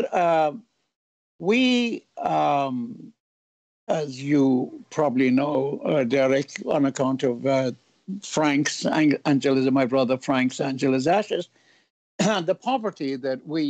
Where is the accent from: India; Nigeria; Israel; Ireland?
Ireland; now in United States; I'm not proud of being Irish